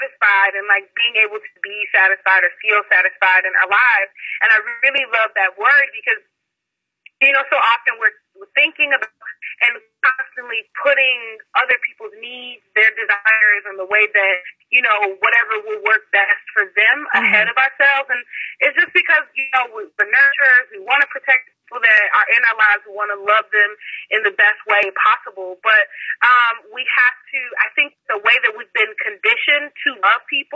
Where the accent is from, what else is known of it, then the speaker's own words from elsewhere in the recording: Chicago, Illinois, United States; I'm 27. I'm from Chicago